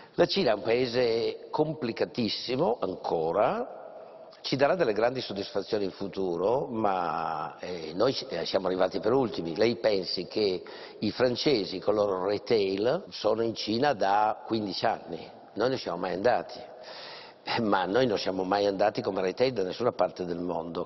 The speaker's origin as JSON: {"language": "Italian", "area": "Langhe", "region": "Piedmont", "country": "Italy", "said": "io vengo dalle Langhe"}